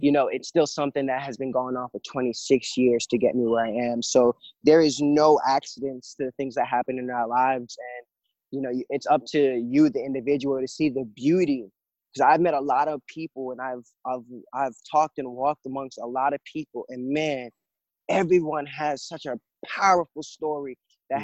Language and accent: English; Jamaica; now in United States; I was born in Jamaica and I came to live in America